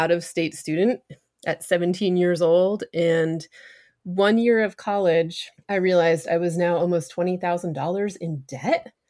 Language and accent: English; New Hampshire, United States; I grew up in New Hampshire, which is the granite state